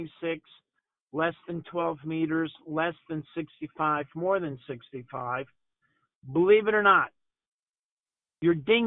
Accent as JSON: {"language": "English", "town": "New Orleans", "region": "Louisiana", "country": "United States", "tie": "born or raised there", "said": "I grew up in New Orleans"}